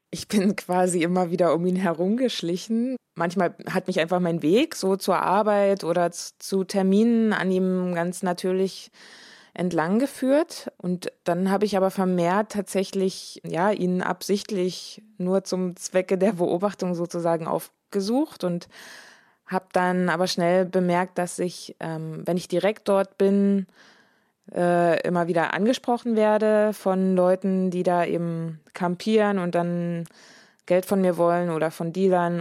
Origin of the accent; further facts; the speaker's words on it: Dresden, Saxony, Germany; moved away as an adult; also born or lived in Berlin; zurück nach Dresden zu gehen, in meine alte Heimat sozusagen, in der ich viele, viele, viele Jahre gelebt habe schon